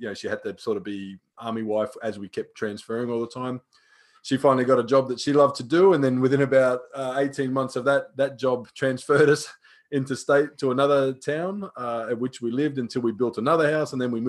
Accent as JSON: {"language": "English", "country": "Australia", "tie": "born or raised there", "said": "I grew up out here in Australia with a relatively strict military dad, you know, Vietnam veteran, all the rest of it. And we grew up in regional towns"}